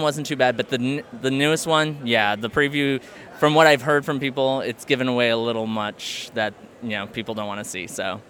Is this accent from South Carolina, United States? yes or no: no; Burbank, California, United States; Burbank, California.